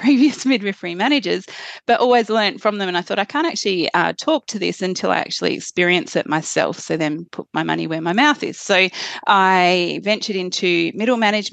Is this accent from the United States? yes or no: no; Western Australia, Australia; moved away; also born or lived in Queensland / Victoria; I am from Western Australia originally